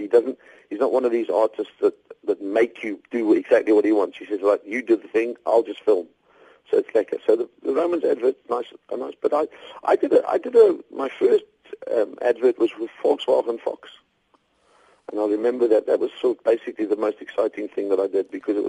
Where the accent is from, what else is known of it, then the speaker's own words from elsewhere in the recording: South Africa; hi, I'm from South Africa, so if you just pass your wallets forward, there won't be a problem.